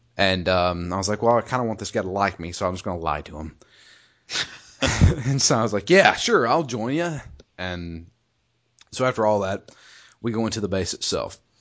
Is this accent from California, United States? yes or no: no; Georgia, United States; I'm from Georgia